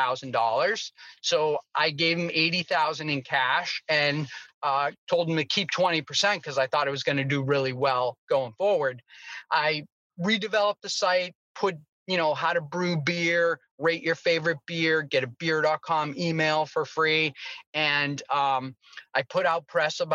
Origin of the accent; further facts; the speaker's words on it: Boston, Massachusetts, United States; I grew up in Boston, Massachusetts